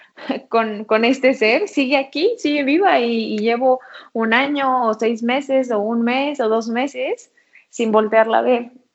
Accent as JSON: {"language": "Spanish", "country": "Mexico", "said": "nosotras como mexicanas"}